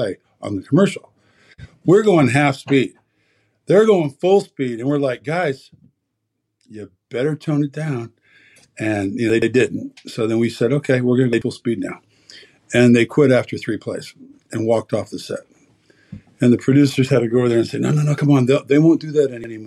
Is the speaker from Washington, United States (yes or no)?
no; Portland, Oregon, United States; moved away; also born or lived in Eugene, Oregon; raised in Portland most of my life